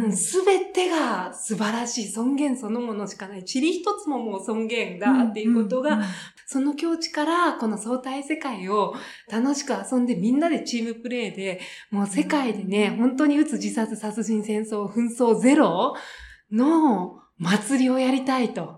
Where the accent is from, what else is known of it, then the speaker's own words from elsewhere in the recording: Japan; 私が日本に生まれて